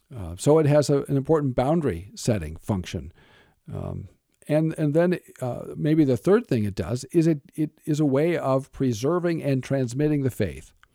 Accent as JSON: {"language": "English", "country": "United States", "said": "as American evangelicals"}